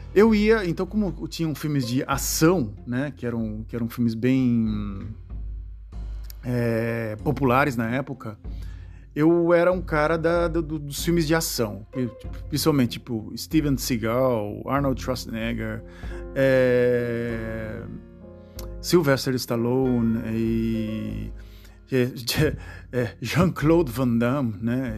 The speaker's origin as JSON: {"language": "Portuguese", "town": "Santos", "region": "São Paulo", "country": "Brazil", "tie": "born or raised there", "said": "da cidade de Santos, onde a cidade onde eu nasci"}